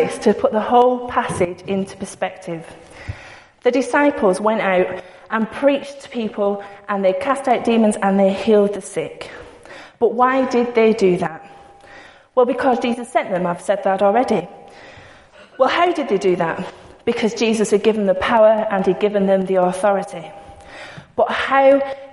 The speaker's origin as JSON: {"language": "English", "town": "Bacup", "region": "North West England", "country": "United Kingdom", "said": "I don't say the word dude. I'm from Bacup. That doesn't happen. We don't say dude"}